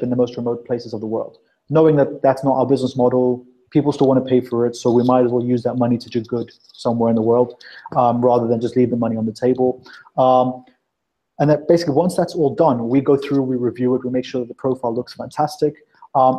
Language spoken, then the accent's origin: English; South Africa; now in London, United Kingdom; I was born in South Africa